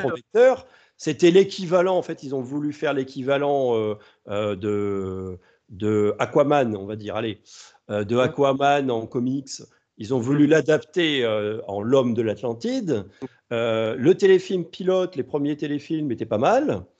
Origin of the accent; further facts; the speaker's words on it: France; chez nous en France